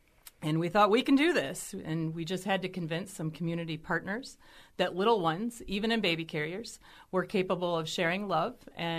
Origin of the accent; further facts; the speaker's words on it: St. Louis, Missouri, United States; now in Milwaukee, United States; I'm from St. Louis